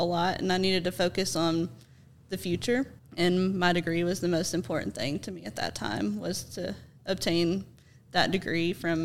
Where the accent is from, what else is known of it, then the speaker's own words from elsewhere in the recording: Johnson City, Tennessee, United States; I was born and raised in Johnson City, and I graduated from Science Hill High School